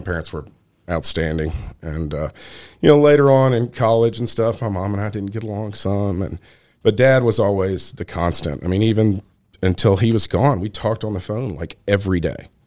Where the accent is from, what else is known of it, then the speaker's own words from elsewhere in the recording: Nashville, Tennessee, United States; also born or lived in Brentwood; I'm from Nashville, born and raised.